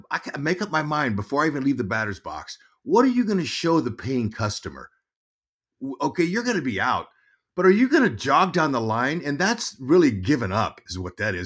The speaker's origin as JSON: {"language": "English", "town": "Fresno", "region": "California", "country": "United States", "tie": "born or raised there", "said": "I grew up in Fresno, California, uh, three hours from San Francisco."}